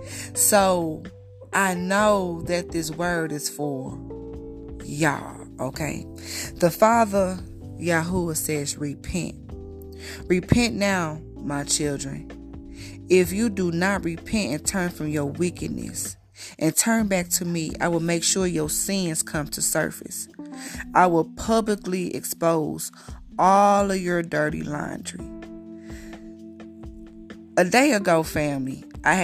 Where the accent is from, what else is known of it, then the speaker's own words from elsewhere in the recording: United States; accent: country; I'm from the States. I'm a little country. I come from the country, basically.